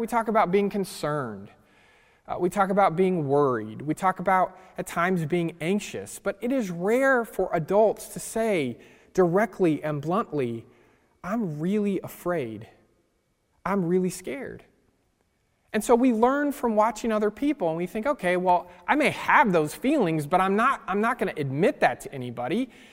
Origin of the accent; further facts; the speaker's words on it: California, United States; I grew up in California